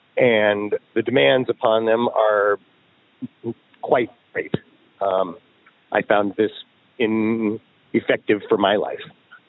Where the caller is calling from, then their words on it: Portland, Oregon, United States; I'm calling from Southeast Portland.